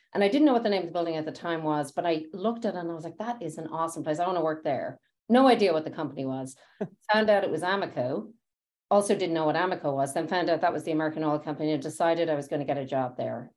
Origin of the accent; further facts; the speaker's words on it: Dublin, Leinster, Ireland; moved away as an adult; now in United States; I grew up in Dublin